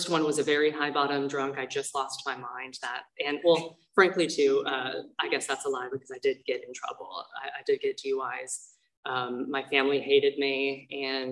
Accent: Thousand Oaks, California, United States; also born or lived in Tustin, California; I'm really from Thousand Oaks, from Ventura County

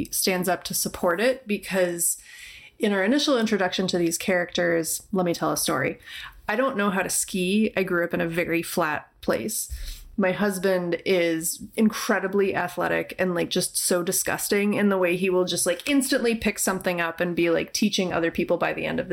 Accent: United States; I'm an American

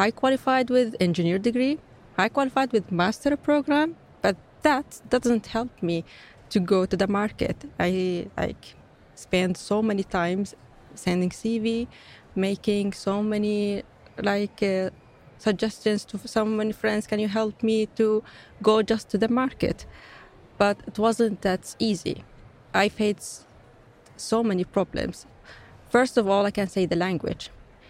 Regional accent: Palestine; English is a second language; also born or lived in Iraq / Syria; now in Sweden; I fled from a Syrian conflict, originally coming from Palestine. I was born in Iraq, so many conflict countries holding in my shoulder. When I came here to Sweden

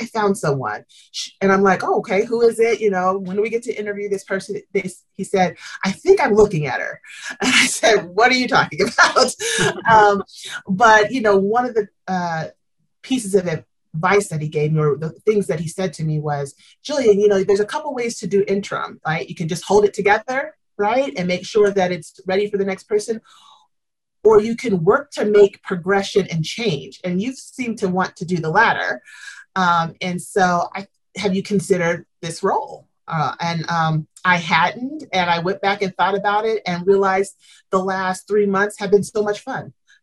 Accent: Southeast, United States; moved away as an adult; also born or lived in Tennessee / Chicago, Illinois / Orlando, Florida; I'm from the Southeast, born in Tennessee, raised in Georgia and Alabama

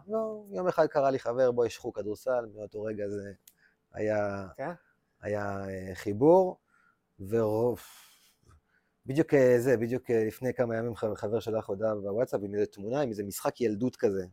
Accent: Lehavim, Southern District, Israel; moved away; also born or lived in Beersheba; אני גדלתי רוב חיי בלהבים, בכלל בדרום, אה, באר שבע, אבל רוב החיים שלי גדלתי בלהבים

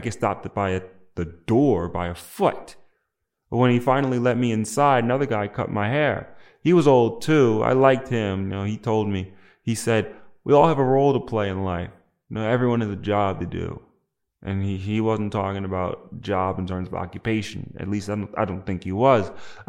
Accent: New Jersey, United States; I'm black, not from the South. I'm from New Jersey. And no, not the New Jersey you're thinking of. Yes, the one in America, but not the one upstate near New York.

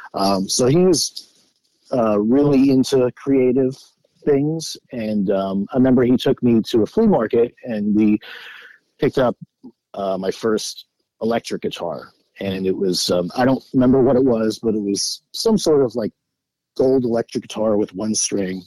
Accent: Great Neck, New York, United States; moved away; grew up in Great Neck, Long Island

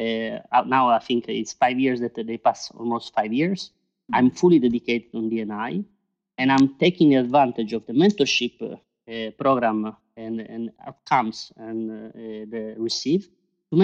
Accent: Italy; moved away as an adult; now in Brussels, Belgium; I'm originally from Italy

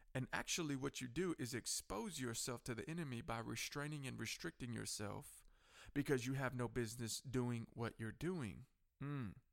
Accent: United States; Coffee County Courthouse here in my hometown

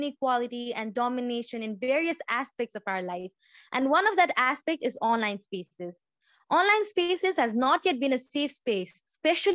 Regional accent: Nepal; from Nepal.

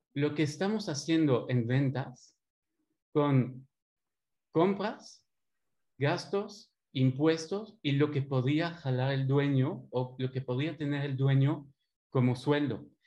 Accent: Belgium; accent: French; Spanish is a second language; moved away as an adult; now in Mexico; tengo 20 años eh, aquí en México. Escuchando un poco mi acento francés. Eh, soy de Bélgica

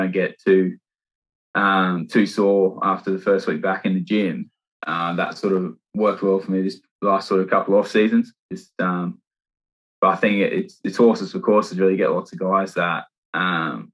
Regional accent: Sydney, New South Wales, Australia; born or raised there; moved away as an adult; now in Gloucester, United Kingdom

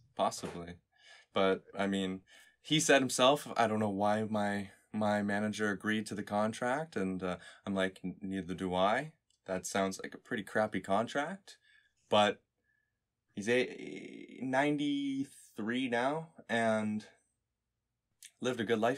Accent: Canada; I am some kid from Canada

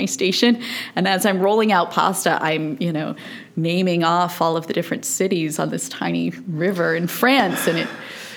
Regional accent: St. Louis, Missouri, United States; moved away; also born or lived in Augusta, Missouri / Beverly Hills, California; I'm from St. Louis, Missouri

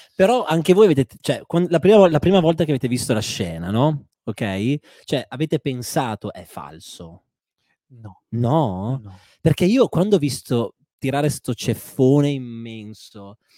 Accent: Parma, Emilia-Romagna, Italy; sono di Parma

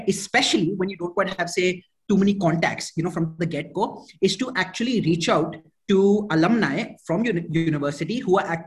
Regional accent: India; moved away as an adult; also born or lived in Atlanta, United States / New York, United States; originally from India, born and brought up in India

